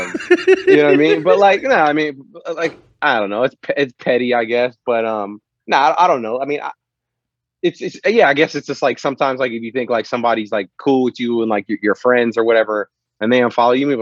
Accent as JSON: {"language": "English", "town": "South San Francisco", "region": "California", "country": "United States", "tie": "born or raised there", "moved": "as an adult", "lives_now": "Las Vegas, United States", "said": "I grew up in South San Francisco"}